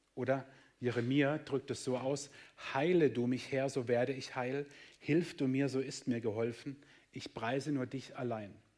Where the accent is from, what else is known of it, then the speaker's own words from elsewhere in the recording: Germany; wir sind Deutsche